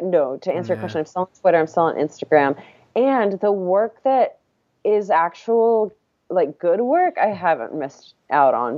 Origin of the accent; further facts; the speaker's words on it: Texas, United States; I'm from Texas